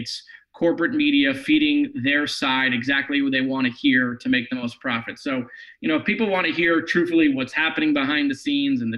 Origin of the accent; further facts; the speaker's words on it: Parkland, Florida, United States; the city of Parkland, my hometown